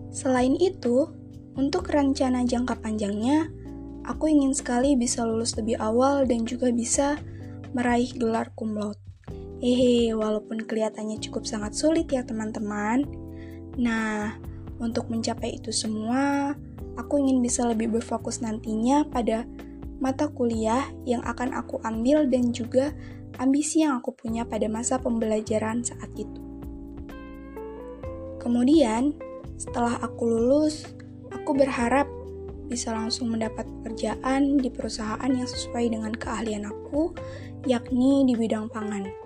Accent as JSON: {"language": "Indonesian", "town": "Bandar Lampung", "region": "Lampung", "country": "Indonesia", "tie": "born there", "said": "Aku lahir di Bandar Lampung 19 Februari 2003."}